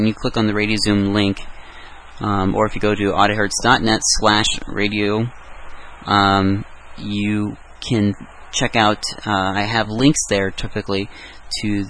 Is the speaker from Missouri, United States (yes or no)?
no; Iowa, United States; I'm Iowan